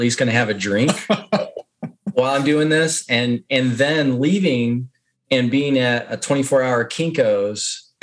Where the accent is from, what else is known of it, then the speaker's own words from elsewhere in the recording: Texas, United States; I'm from Texas